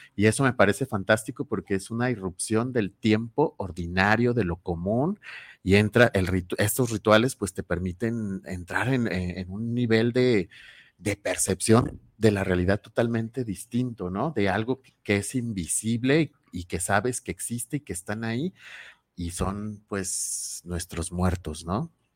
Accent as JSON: {"language": "Spanish", "country": "Mexico", "said": "como mexicanos y mexicanas"}